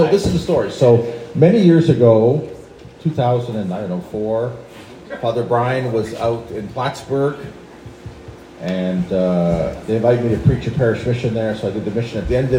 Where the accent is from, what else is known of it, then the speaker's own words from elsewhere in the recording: Canada; as a Canadian, if I'm taking maple syrup from New York across the border, they'll know I'm lying about everything else.